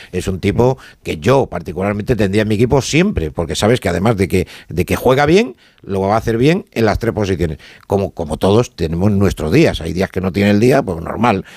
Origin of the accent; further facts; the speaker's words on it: Spain; yo soy español y porque me siento español